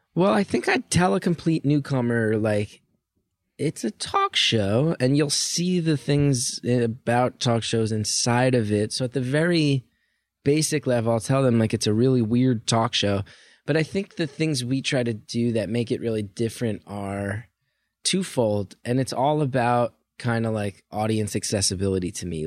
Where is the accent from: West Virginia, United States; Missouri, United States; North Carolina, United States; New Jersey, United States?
New Jersey, United States; I grew up in North Jersey